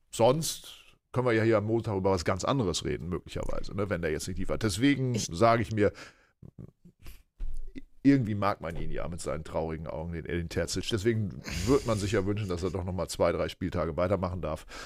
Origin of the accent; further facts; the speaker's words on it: Aurich, Lower Saxony, Germany; meiner Heimatstadt Fußball gespielt.